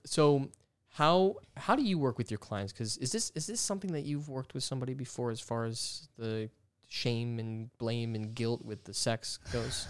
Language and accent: English; Georgia, United States; I grew up in Georgia